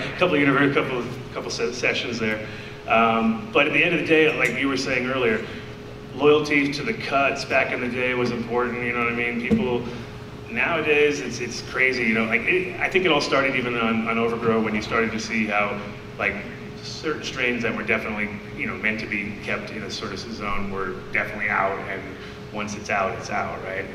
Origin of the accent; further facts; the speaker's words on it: New York, United States; moved away; also born or lived in California; I'm from New York originally